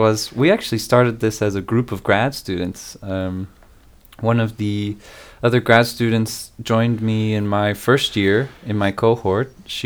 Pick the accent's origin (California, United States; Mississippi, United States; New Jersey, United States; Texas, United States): Texas, United States; Austin; I was born in Austin, Texas